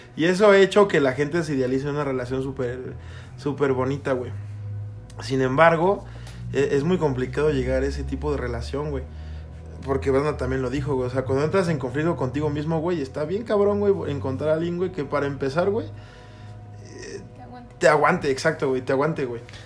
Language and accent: Spanish; Toluca, State of Mexico, Mexico; nosotros somos de Toluca